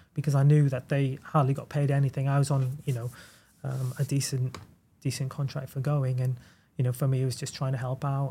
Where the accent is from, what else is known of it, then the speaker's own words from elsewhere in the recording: United Kingdom; moved away as an adult; also born or lived in New York / Salzburg; being a British coach in Europe